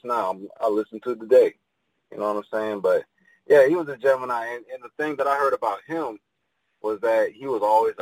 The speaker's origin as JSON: {"language": "English", "town": "Pontiac", "region": "Michigan", "country": "United States", "tie": "born or raised there", "said": "I'm originally from Michigan, from a small town called Pontiac, about 30, 45 minutes from Detroit."}